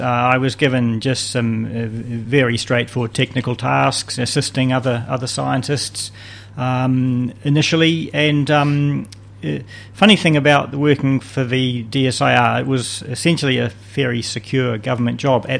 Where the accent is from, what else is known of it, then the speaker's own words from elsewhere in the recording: Wellington, New Zealand; moved away as an adult; now in Hawke's Bay, New Zealand; I was born in Wellington and I went to Karori School in my primary school years and Wellington College for my secondary school.